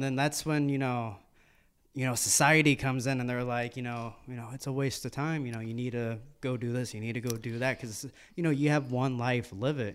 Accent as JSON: {"language": "English", "country": "United States", "said": "We are born and raised in America"}